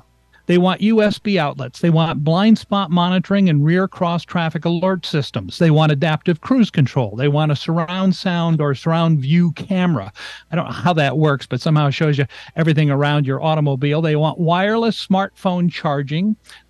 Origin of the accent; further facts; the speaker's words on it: New England, United States; I grew up in New England, so a station, one of my favorite stations, rock and roll, was WRKO and WMEX out of Boston.